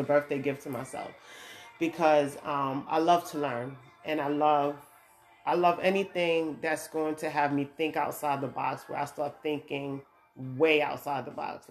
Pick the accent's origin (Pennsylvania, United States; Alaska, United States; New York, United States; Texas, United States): New York, United States; moved away as an adult; now in Georgia, United States; I'm from New York, I'm living in Georgia now